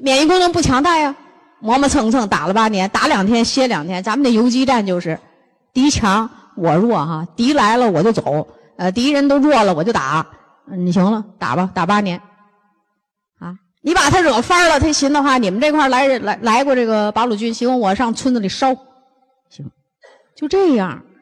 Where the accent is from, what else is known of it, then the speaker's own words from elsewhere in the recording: Northeast China, China; 我们东，北方人